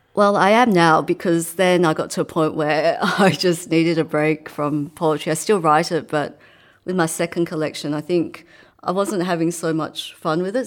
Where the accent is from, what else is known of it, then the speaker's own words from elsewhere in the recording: Australia; also born or lived in Hong Kong / England; by the time I was eight, I came over here to Australia.